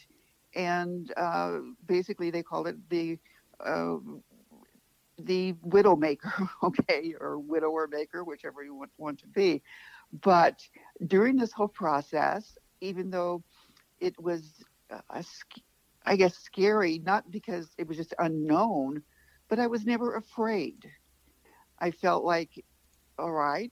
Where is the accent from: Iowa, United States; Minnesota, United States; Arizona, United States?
Arizona, United States; I grew up in Arizona